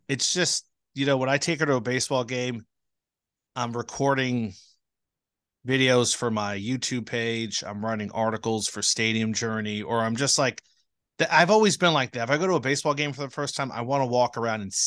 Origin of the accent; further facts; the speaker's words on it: New Jersey, United States; I grew up in New Jersey